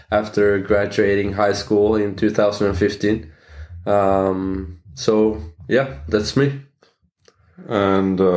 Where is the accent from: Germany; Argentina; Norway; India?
Norway; English is a second language; I'm 25 uh, years old and I'm from Norway.